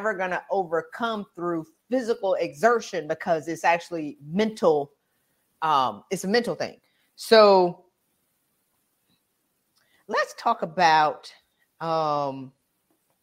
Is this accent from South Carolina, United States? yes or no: yes; South Carolina, United States; I'm from South Carolina